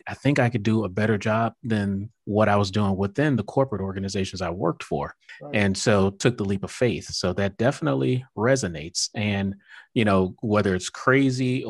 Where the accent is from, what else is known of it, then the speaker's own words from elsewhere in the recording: Miami, Florida, United States; now in Atlanta, United States; my hometown, Miami